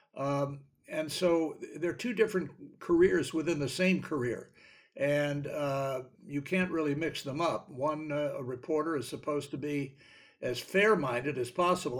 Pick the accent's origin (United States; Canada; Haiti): United States; Washington, District of Columbia; when I was growing up in Washington